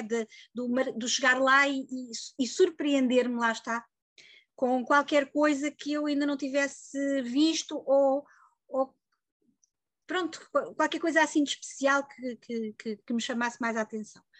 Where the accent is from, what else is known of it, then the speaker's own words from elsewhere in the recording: Lisbon, Portugal; moved away as an adult; now in Santarém, Portugal; nasci e vivi quase sempre em Lisboa